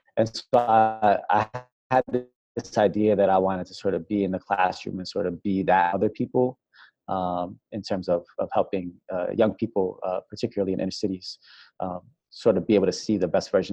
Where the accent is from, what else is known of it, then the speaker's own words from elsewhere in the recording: Worcester, Massachusetts, United States; moved away as an adult; now in New Orleans, United States; I was born and raised in Great Brook Valley, which is a small public housing project in Worcester, Massachusetts